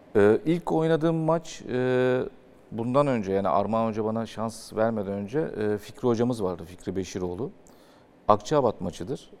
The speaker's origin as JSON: {"language": "Turkish", "region": "Istanbul", "country": "Turkey", "tie": "born or raised there", "said": "Ben Fatihliyim. E, çarşamba'da oturuyordum"}